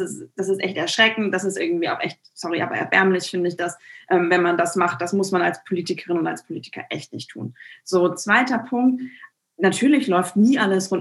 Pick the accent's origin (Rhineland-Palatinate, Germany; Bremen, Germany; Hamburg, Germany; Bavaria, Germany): Bremen, Germany; Bremen West, Germany; Ich kandidiere ja für den Bundestag, hier für meine Heimat, für den Bremer Westen, Bremen Nord und Bremerhaven